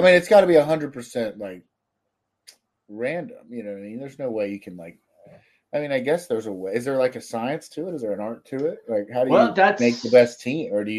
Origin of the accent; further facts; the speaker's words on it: Cincinnati, Ohio, United States; moved away; also born or lived in Jacksonville; growing up in Cincinnati